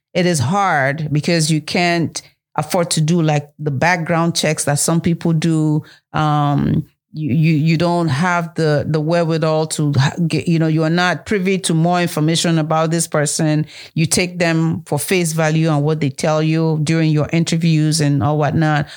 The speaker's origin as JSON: {"language": "English", "country": "Nigeria", "moved": "yes", "said": "the motherland, Africa, Nigeria, my home country"}